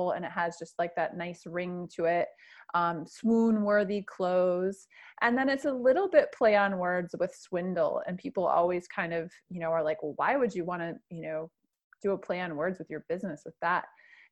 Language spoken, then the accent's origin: English; Michigan, United States; moved away; I'm originally from Michigan